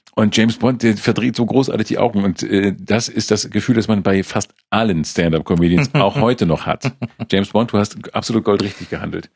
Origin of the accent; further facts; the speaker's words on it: the North, Schleswig-Holstein, Germany; Ich komme aus dem Norden, ja, wo du einfach zehn Tage gehen musst, bevor du einen weiteren Menschen triffst